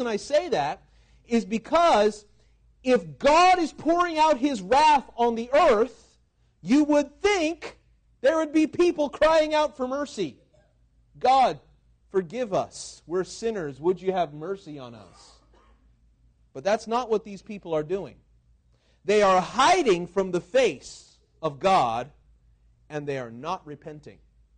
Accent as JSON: {"language": "English", "region": "Washington", "country": "United States", "tie": "born there", "said": "This happened not so long ago, the year before I was born in Washington"}